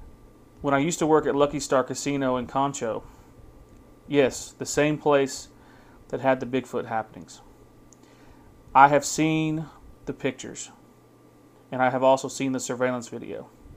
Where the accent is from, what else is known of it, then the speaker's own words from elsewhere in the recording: Oklahoma, United States; now in Canada; I'm Cheyenne and Arapaho, and I'm from Oklahoma, but I currently live in Alberta, Canada.